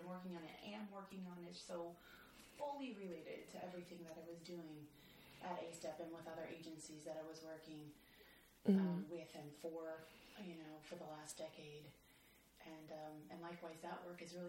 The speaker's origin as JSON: {"language": "English", "region": "Illinois", "country": "United States", "tie": "born or raised there", "also_born_or_lived": "Los Angeles", "moved": "yes", "lives_now": "New York, United States", "said": "I grew up in Illinois"}